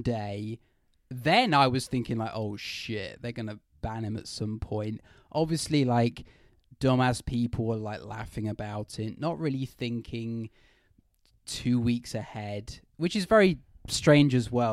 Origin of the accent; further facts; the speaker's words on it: United Kingdom; I'm British.